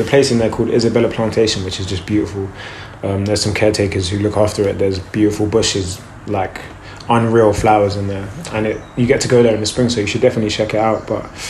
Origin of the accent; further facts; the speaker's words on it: Brixton, London, United Kingdom; So when we were kids, like we lived in Brixton at first of all, which there's Brockwell Park